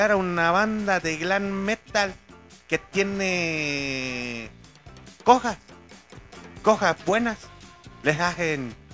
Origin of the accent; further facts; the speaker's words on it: León, Guanajuato, Mexico; accent: chilango; Sí, señores, soy de León, Guanajuato, se me sale lo chilango, pero un pinche chilango nace donde se le pega la rechingada gana.